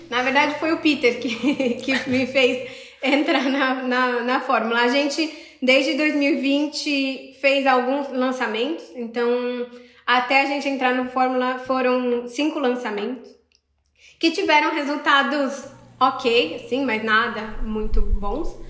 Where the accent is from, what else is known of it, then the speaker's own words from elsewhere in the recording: Sorocaba, São Paulo, Brazil; moved away; eu sou de Sorocaba, em São Paulo